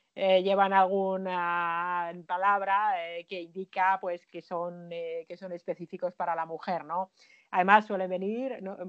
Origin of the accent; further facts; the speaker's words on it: Finland; en mi país, en Finlandia